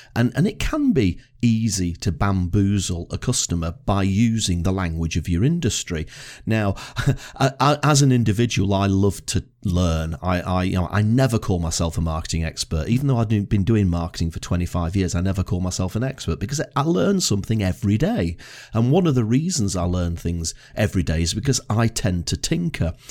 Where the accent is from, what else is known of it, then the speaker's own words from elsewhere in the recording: Blackpool, North West England, United Kingdom; now in Edinburgh, United Kingdom; where I was brought up in Blackpool.